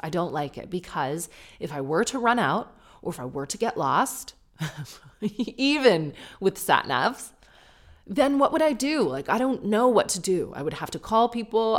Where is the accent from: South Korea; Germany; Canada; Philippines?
Canada; accent: Canadian; you probably hate the Canadian accent